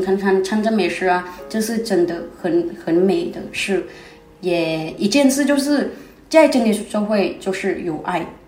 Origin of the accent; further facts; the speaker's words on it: Chiang Rai, Thailand; 我是泰国的学生，那在泰国，清莱这边，啊，部落的人